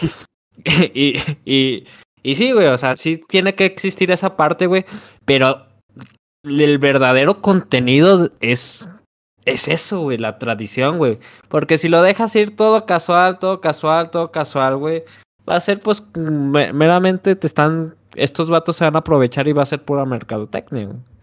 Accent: Mexico; como mexicanos

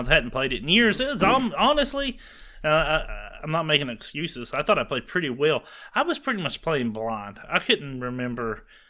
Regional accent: the South, United States; also born or lived in Alabama; I grew up in the South.

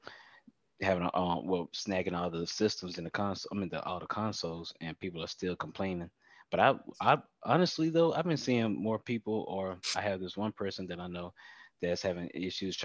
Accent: near Pearl / Jackson / Richland, Mississippi, United States; It was actually Pearl, but it's roughly the same distance. It's about like a 10-minute difference from my hometown.

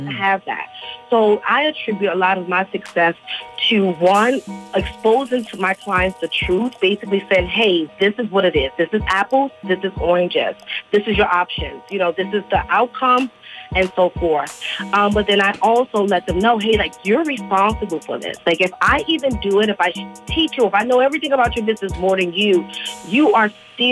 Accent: Washington, District of Columbia, United States; I grew up in Washington, D.C., Northeast Blair

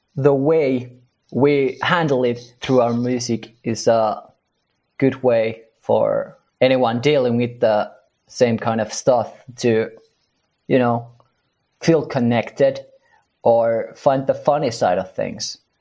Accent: Finland; we're from Finland

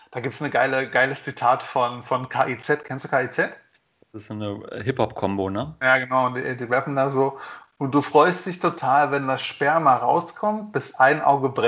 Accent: Germany; So, ich bin Deutscher, ich zahle nicht.

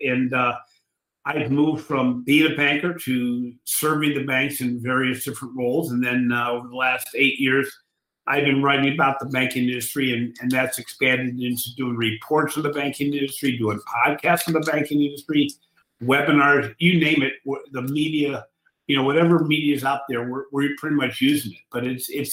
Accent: Cleveland, Ohio, United States; I'm from Cleveland, Ohio

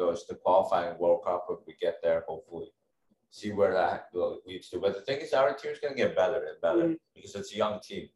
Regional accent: New Jersey, United States; I'm from Jersey

